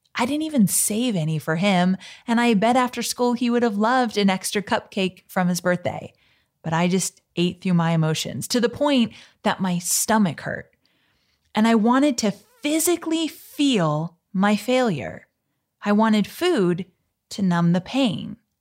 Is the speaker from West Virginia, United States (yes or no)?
no; Orange County, California, United States; Growing up in Orange County, California, I experienced a childhood that was so all-American